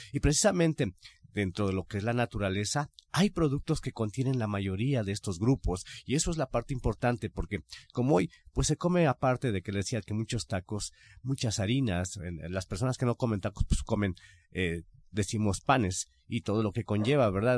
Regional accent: Mexico; como buenos mexicanos

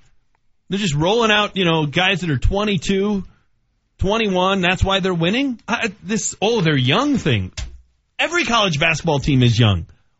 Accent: Denver, Colorado, United States; And I'm from Denver and I'm still going to Jacksonville.

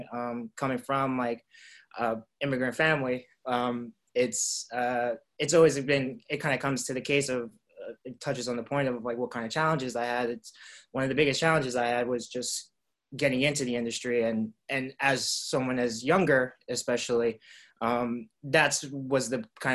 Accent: New York City, New York, United States; now in Los Angeles, United States; I grew up in Queens

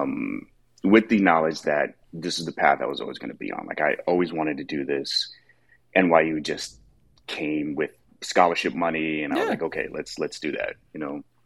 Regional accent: New York, United States; growing up in New York

